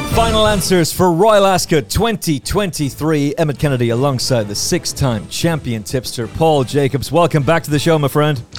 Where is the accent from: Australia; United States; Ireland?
Ireland; as an Irish person